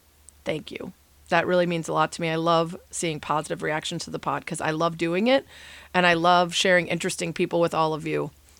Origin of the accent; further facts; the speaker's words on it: Chicago, Illinois, United States; I'm from Chicago